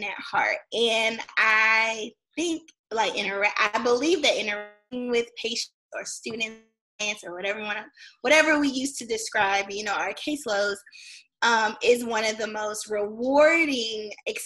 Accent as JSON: {"language": "English", "town": "Clarksville", "region": "Tennessee", "country": "United States", "said": "I am originally from Clarksville, Tennessee"}